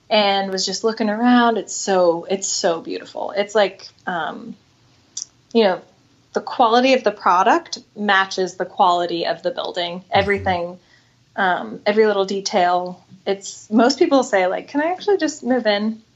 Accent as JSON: {"language": "English", "town": "Bigfork", "region": "Montana", "country": "United States", "tie": "born or raised there", "moved": "as an adult", "lives_now": "Seattle, United States", "said": "grew up in Northwest Montana."}